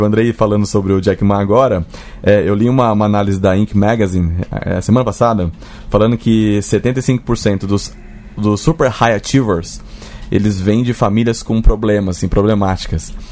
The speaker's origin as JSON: {"language": "Portuguese", "country": "Brazil", "said": "a gente, como brasileiro"}